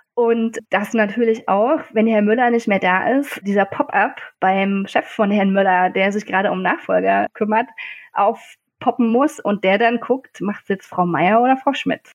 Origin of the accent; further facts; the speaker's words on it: Leipzig, Saxony, Germany; kam ich wieder in meine Heimatstadt Leipzig, das schöne Leipzig